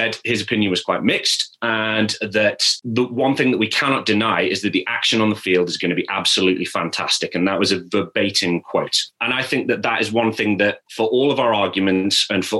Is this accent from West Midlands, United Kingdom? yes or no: yes; Staffordshire, West Midlands, United Kingdom; I'm from Staffordshire.